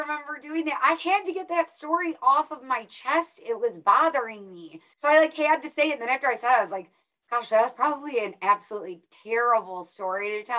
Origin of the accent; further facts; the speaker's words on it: Illinois, United States; moved away as an adult; also born or lived in Iowa / Nebraska / Dallas; now in Phoenix, United States; So I'm from a very small town in Illinois, went to school in Iowa